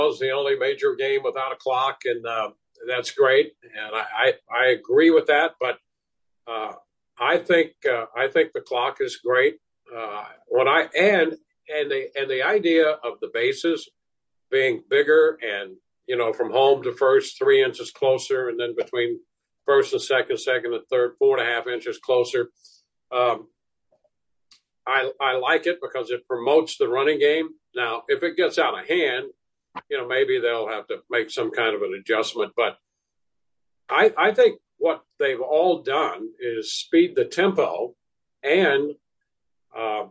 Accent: St. Louis, Missouri, United States; I grew up in St. Louis

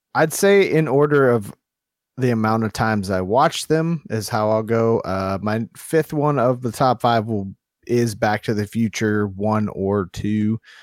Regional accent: Minnesota, United States; I'm from Minnesota

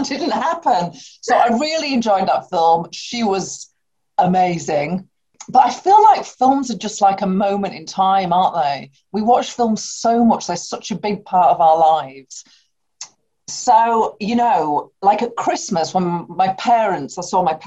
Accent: Bradford, Yorkshire and the Humber, United Kingdom; I grew up in Bradford

